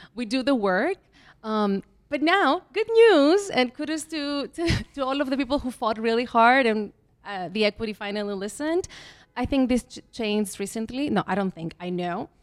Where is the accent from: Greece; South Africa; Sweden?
Greece; moved away as an adult; also born or lived in Mexico / Athens, Greece / Belgium / California, United States; now in New York City, United States; I was born in Mexico. Um, I went to school a little bit there. We left, we emigrated to Greece